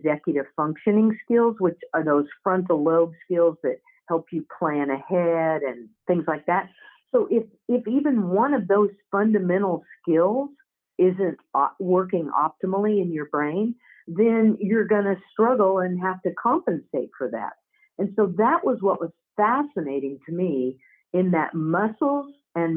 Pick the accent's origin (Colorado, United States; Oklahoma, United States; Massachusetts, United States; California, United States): Oklahoma, United States; I grew up in Oklahoma, and I grew up playing basketball.